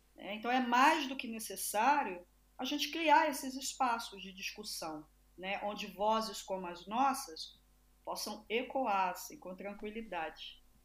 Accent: Brazil; sou brasileira, sou latino-americana

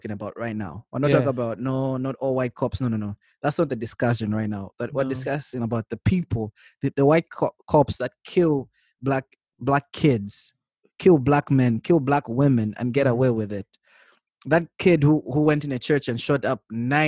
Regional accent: Zambia; I come from Zambia

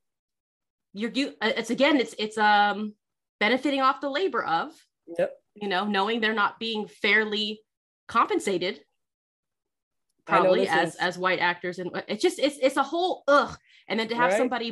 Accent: Southern California, United States; I grew up in Southern California, mostly white and Hispanic people

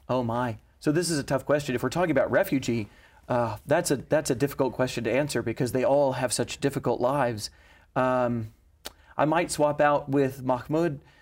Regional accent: Knoxville, Tennessee, United States; I was born there more than a hundred years later

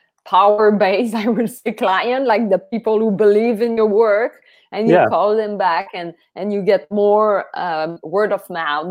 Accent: Matane, Quebec, Canada; I'm from Matane.

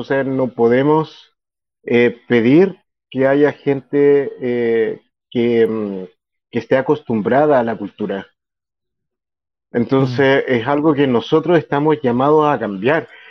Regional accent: Chile; somos como chilenos

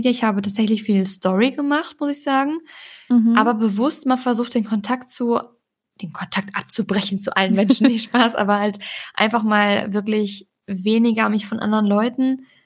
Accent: Balearic Islands, Spain; Ich komme von Mai aus Mallorca

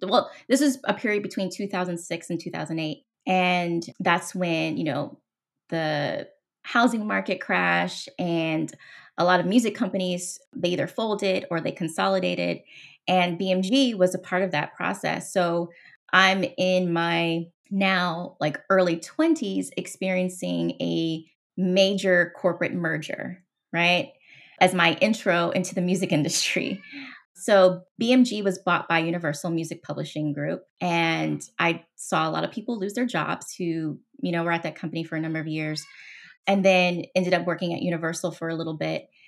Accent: Los Angeles, California, United States; moved away as an adult; also born or lived in Seattle, Washington; I'm originally from Los Angeles, born and raised

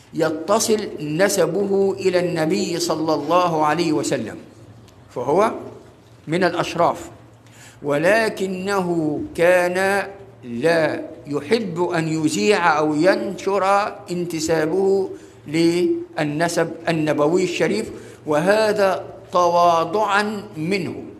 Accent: Egypt; ليس كمصريين فقط

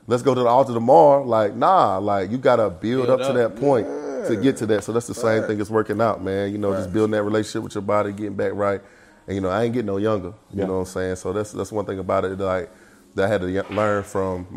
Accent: Salisbury, North Carolina, United States; also born or lived in Charlotte, North Carolina; Born and raised in Salisbury, North Carolina

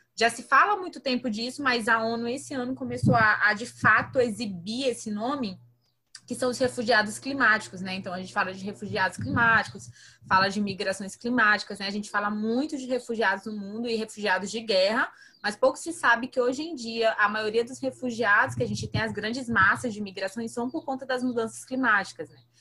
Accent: São José de Ribamar, Maranhão, Brazil; Eu sou maranhense, então eu falo de um município chamado São José de Ribamar, que fica no Maranhão

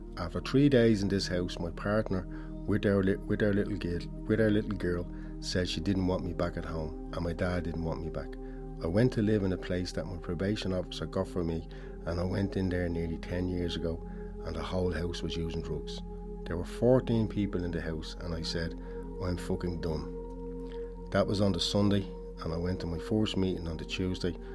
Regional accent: Dublin, Leinster, Ireland; I grew up in Ballymun, born and bred.

